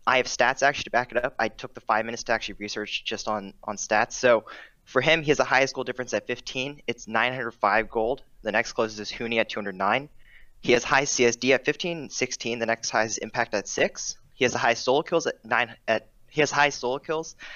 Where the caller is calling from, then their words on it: Virginia, United States; Uh, Shardsville, Virginia.